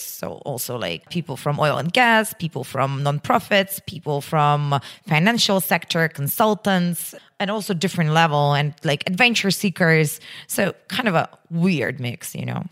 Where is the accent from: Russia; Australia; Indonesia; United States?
Russia; moved away; my hometown is pretty close to Moscow, uh, in Russian standards. It's just, like, you know, seven hundred kilometers.